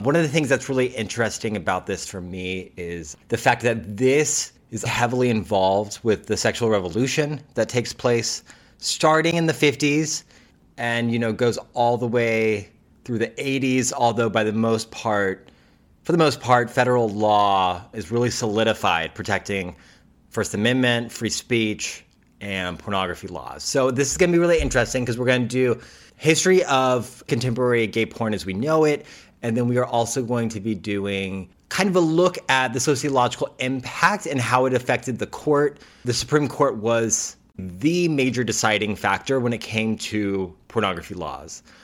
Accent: United States; as an American

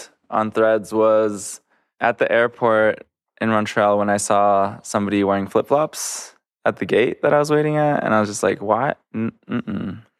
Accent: Panama; moved away; I'm from Panama

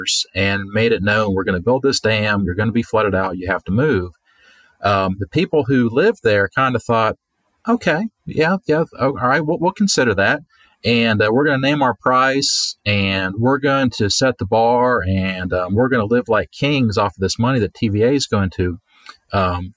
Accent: Pennsylvania, United States; moved away as an adult; also born or lived in Kentucky; I grew up in Pennsylvania

